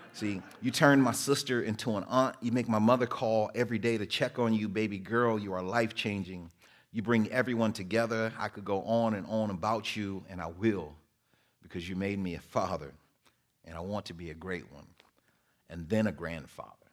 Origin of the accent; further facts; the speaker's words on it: Muskegon, Michigan, United States; also born or lived in Detroit, Michigan; grew up in Muskegon. I was born in Detroit. Uh, went to school in Muskegon